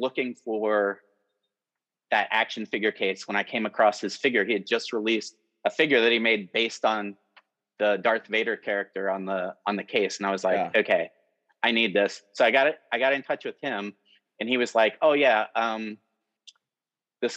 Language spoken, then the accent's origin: English; Cincinnati, Ohio, United States; growing up here in Cincinnati